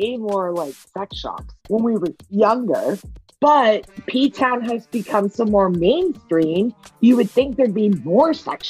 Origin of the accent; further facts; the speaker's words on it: Cape Cod, Massachusetts, United States; I'm from Cape Cod.